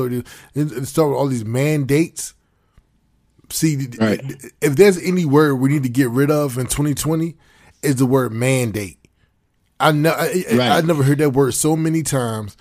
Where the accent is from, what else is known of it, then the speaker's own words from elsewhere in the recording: United States; as foundational Black Americans